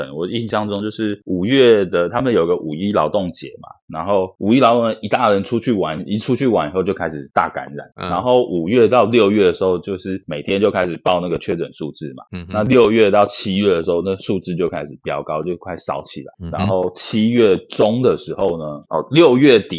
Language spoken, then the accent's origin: Chinese; Taiwan; moved away as an adult; now in Vietnam; 因为你说我们台湾人在海外